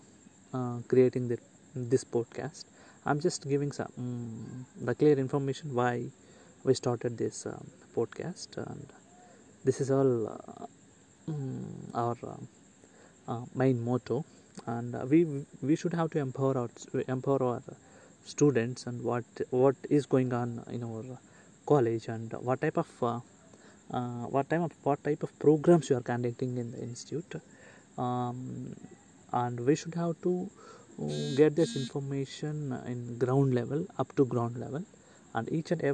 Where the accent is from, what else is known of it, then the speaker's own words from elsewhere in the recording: India; I am from India